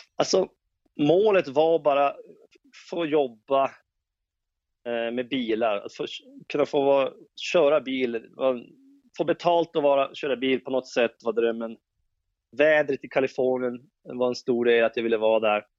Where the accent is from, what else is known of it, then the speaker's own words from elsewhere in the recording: Jokkmokk, Norrbotten County, Sweden; jag växte upp i Jokkmokk